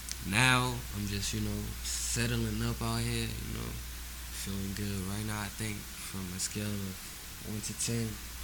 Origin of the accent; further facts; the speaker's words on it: Senegal; also born or lived in Oakland / Dakar; now in Los Angeles, United States; I was born in Oakland, but I was raised in Senegal.